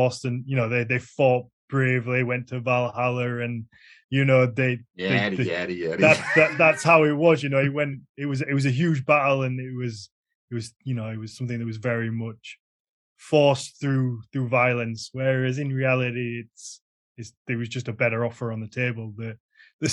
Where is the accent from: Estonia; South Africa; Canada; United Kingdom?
United Kingdom; as a Brit